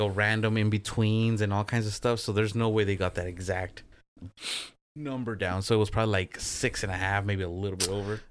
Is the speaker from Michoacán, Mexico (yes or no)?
yes; Michoacán, Mexico; in the native language of the Purépechas, which is where I'm from in Mexico